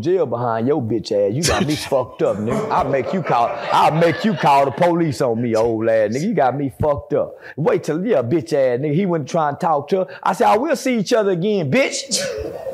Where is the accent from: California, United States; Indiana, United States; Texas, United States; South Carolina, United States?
Texas, United States; Fort Worth; I'm from Fort Worth. I do community work in Fort Worth.